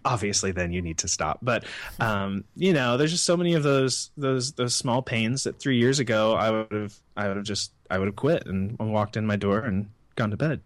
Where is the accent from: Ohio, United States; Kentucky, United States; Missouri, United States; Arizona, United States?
Missouri, United States; also born or lived in Brooklyn, New York; now in Los Angeles, United States; I grew up in Missouri on a pig farm